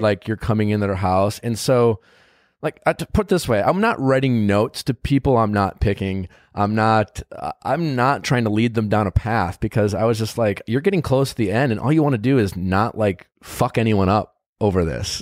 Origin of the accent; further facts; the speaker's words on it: Milwaukee, Wisconsin, United States; my hometown